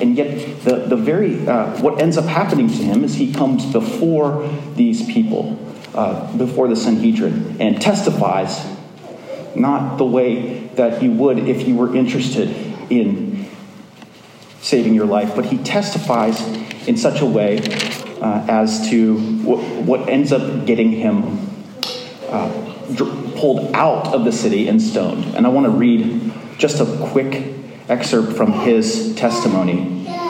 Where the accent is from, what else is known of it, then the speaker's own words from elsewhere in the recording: Springfield, Virginia, United States; also born or lived in Falls Church, Virginia; I lived in Springfield, Virginia. I was brought up in a church less than a mile from here on Franconia Road.